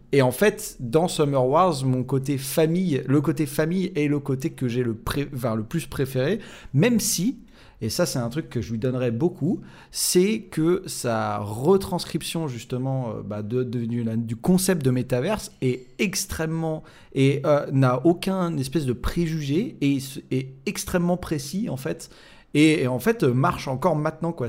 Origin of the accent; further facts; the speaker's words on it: France; chez nous en France